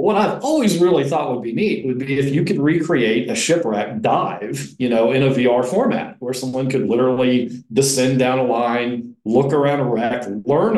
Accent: Florida, United States; born or raised there; also born or lived in Indiana, United States

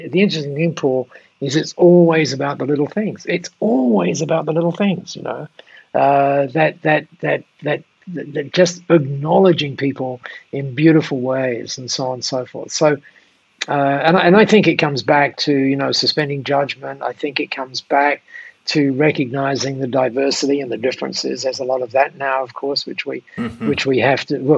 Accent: Dover, South East England, United Kingdom; I was born in Dover, down there. My dad was a miner.

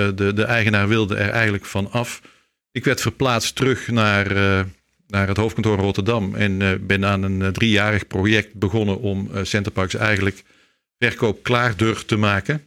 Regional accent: Leut, Flanders, Belgium; moved away; ik ben een Nederlander die in eh, België geboren is. Dus ik ben een, een Vlaming met een Nederlands paspoort

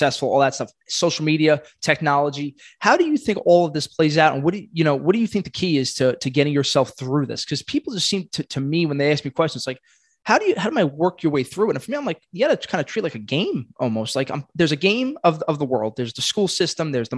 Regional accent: New York City, New York, United States; I'm Italian. I'm from Brooklyn.

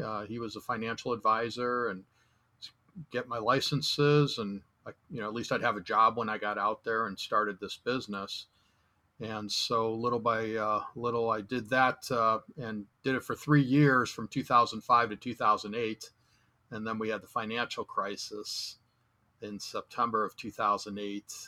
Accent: Chicago, Illinois, United States; moved away; also born or lived in Southern California; I grew up in the restaurant industry, the third generation restaurateur in Chicago

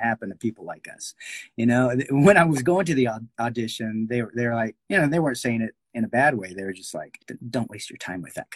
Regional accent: Garland, Texas, United States; I grew up in Garland, Texas. It's like a suburb of Dallas.

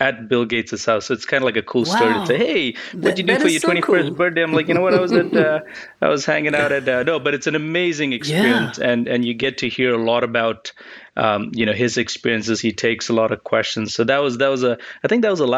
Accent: Botswana; moved away as an adult; also born or lived in Chicago, United States; now in United States; So I grew up in Botswana, came to the U.S. To study for college in Chicago

